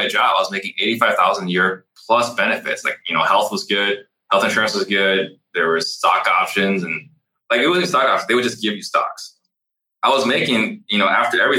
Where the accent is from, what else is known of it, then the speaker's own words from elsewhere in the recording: Tempe, Arizona, United States; also born or lived in Italy; the mobile home park I grew up in Tempe